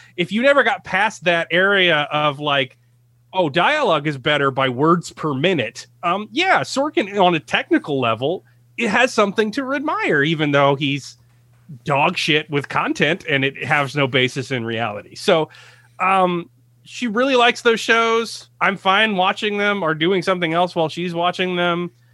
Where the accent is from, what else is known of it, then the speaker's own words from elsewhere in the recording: United States; I'm an American